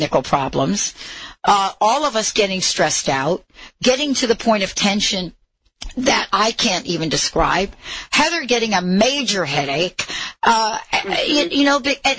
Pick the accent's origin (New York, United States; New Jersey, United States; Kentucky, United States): New York, United States; I was born in New York